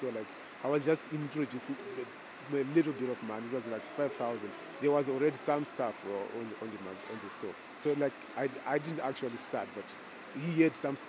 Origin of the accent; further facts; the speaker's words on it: Zimbabwe; moved away as an adult; I'm from Zimbabwe, right?